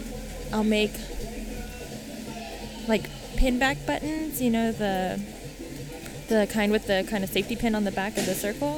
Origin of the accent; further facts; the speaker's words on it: Stockton, California, United States; I'm from Stockton, California